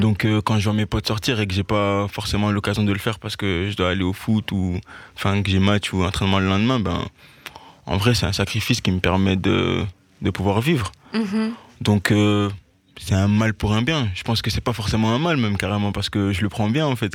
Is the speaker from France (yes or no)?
no; Liège, Wallonia, Belgium; J'ai toujours été dans les clubs de, ma région. Enfin, je viens de Liège